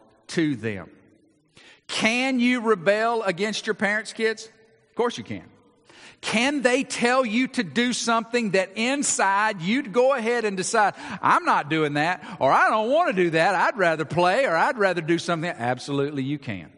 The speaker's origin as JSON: {"language": "English", "region": "Georgia", "country": "United States", "tie": "born or raised there", "said": "I grew up in Georgia"}